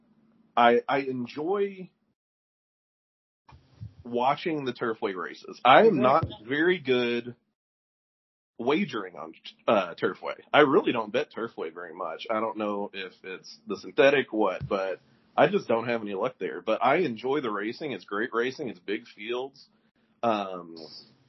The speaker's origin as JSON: {"language": "English", "town": "Louisville", "region": "Kentucky", "country": "United States", "tie": "born or raised there", "said": "born and raised in Louisville"}